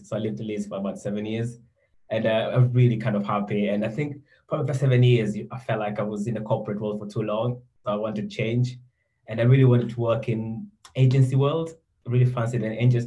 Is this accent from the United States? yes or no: no; Tanzania; moved away as an adult; now in United Kingdom; I'm originally from Tanzania, so I think I went to school there, and I had an opportunity to come to university in the UK.